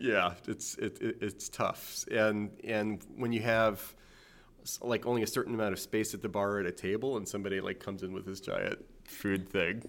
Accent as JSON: {"language": "English", "town": "New Orleans", "region": "Louisiana", "country": "United States", "tie": "born or raised there", "also_born_or_lived": "South Jersey", "moved": "yes", "lives_now": "New Jersey, United States", "said": "growing up in New Orleans"}